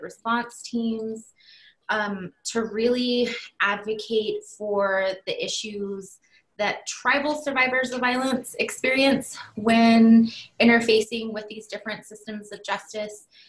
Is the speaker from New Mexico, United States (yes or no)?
yes; Laguna, New Mexico, United States; I come from the Pueblo of Laguna, so right outside of the city limits of Albuquerque.